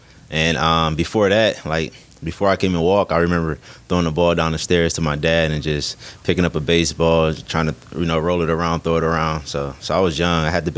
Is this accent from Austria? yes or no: no; Detroit, Michigan, United States; when I go to other states and they ask where I'm from and I say Detroit, they get real excited